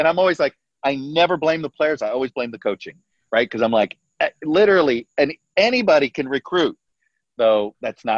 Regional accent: Miami, Florida, United States; moved away; I was born in Doctor's Hospital, lived in Coconut Grove for the first 5 years

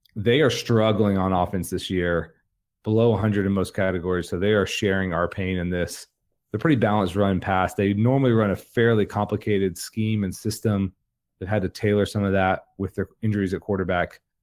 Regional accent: Jacksonville, Florida, United States; I grew up in Jacksonville, Florida

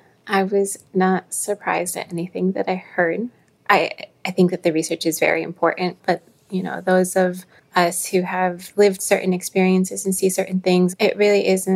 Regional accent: South Florida, United States; also born or lived in Boston; moved back to South Florida, and was teaching in my hometown area.

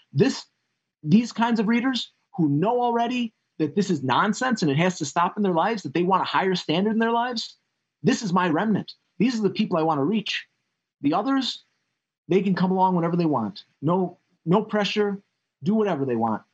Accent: Chicago, Illinois, United States; I come I come from Illinois. I was born on the south side of Chicago.

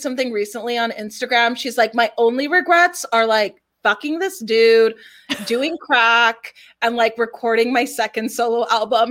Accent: Los Angeles, California, United States; I was born and raised in Los Angeles

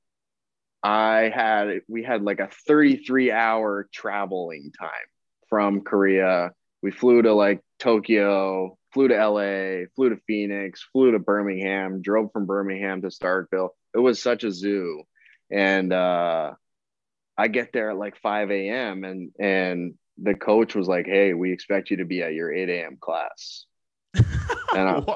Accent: Windsor, Ontario, Canada; I'm from Windsor

